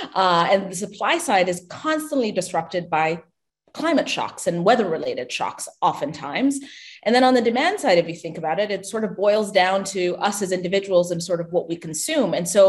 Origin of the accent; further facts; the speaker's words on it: Ethiopia; Yeah, I mean, I was born and raised in Ethiopia. You know, my family still lives back home.